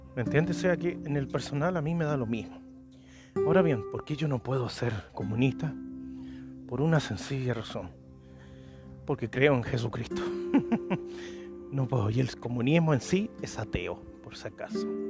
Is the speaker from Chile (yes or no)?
yes; Chile; moved away as an adult; now in Paraguay; yo soy chileno, nací en Chile. Y, pero llevo más de 12, 11, 12, 12 años ya aquí en Paraguay